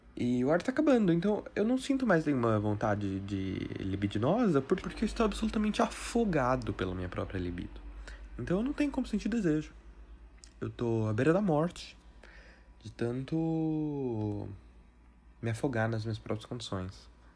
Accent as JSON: {"language": "Portuguese", "country": "Brazil", "said": "que sou brasileiro, com muito orgulho"}